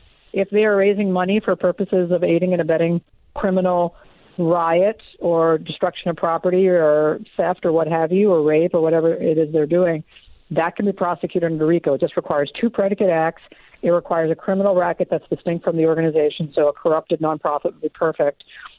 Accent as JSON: {"language": "English", "region": "Deep South", "country": "United States", "tie": "born or raised there", "said": "I grew up in the Deep South. And by the way, even 45 years ago in the Deep South, that kind of action wasn't happening."}